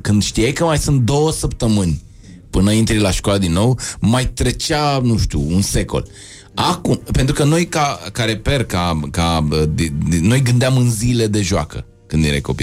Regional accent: Bucharest, Romania; eu am trăit aici, în, uh, eu sunt bucureștean

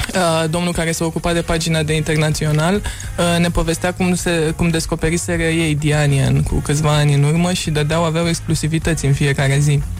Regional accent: Romania; accent: European; moved away as an adult; now in New York, United States; accentul meu... Uh, ah. atunci când vorbesc în engleză nu pare deloc uh, este european, așa că trebuie să le spun de, Rom- de România

